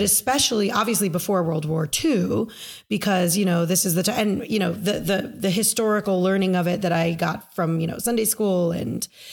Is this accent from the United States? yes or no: yes; United States